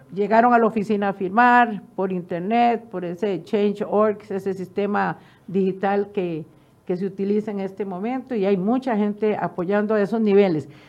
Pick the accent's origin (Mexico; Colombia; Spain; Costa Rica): Costa Rica; como ciudadana costarricense